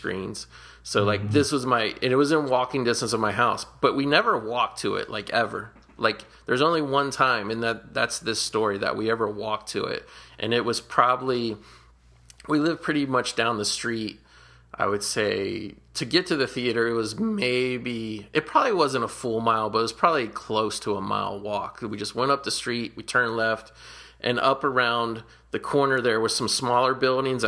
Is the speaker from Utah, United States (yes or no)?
no; Cincinnati, Ohio, United States; I grew up in Cincinnati, Ohio, on Prosperity Place